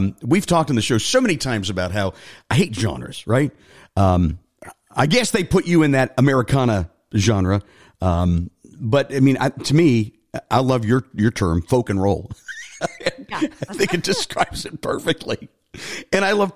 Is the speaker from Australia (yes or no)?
no; Ireland; I'm Irish